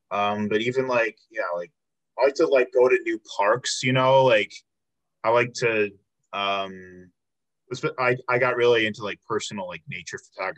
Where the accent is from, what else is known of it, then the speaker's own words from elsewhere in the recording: outside of Chicago, Illinois, United States; moved away as an adult; now in Milwaukee, United States; I'm from Illinois. I grew up outside of Chicago.